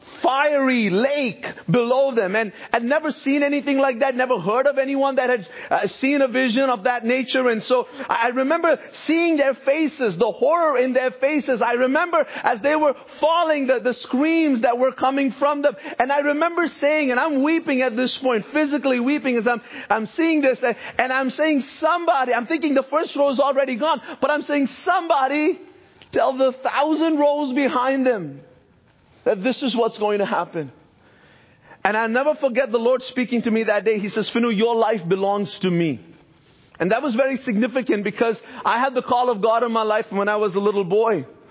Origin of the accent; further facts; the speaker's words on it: Bahrain; I grew up in a Christian home in the Middle East. My parents are originally from India, but I grew up in Bahrain.